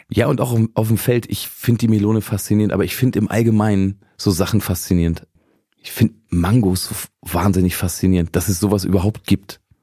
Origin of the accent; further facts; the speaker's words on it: Braunschweig region, Lower Saxony, Germany; ich bin ja aus der Region Braunschweig